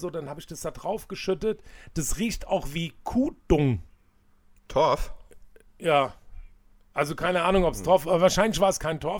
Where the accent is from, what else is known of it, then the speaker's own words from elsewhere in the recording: Hanau, Hesse, Germany; ich bin ja in der Hanauer Innenstadt groß geworden, für all die, die das nicht wissen.